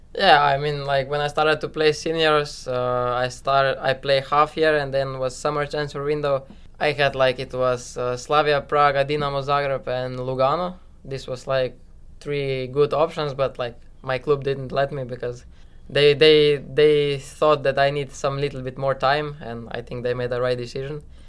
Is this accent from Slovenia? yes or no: yes; Slovenia; now in New York, United States; I'm from Slovenia